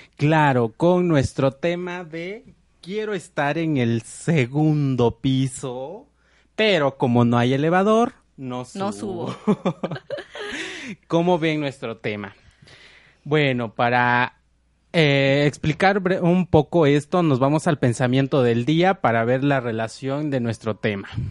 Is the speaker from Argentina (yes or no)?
no; Mexico; nosotros como mexicanos eh, siempre queremos llevar un cambio